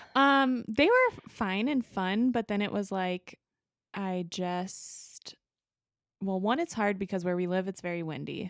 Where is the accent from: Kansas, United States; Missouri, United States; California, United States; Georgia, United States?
Kansas, United States; Wichita; I grew up in Wichita